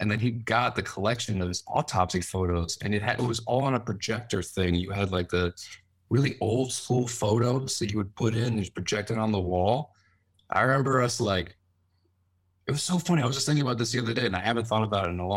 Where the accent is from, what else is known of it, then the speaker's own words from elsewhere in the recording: Westchester, New York, United States; also born or lived in Fairfield County, Connecticut; now in New York City, United States; I was born here. I grew up in Westchester and then moved to Connecticut when I was a little older.